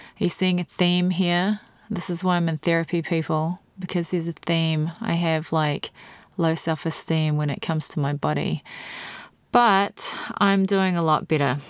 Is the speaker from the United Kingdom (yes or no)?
no; New Zealand; this poor little girl growing up in New Zealand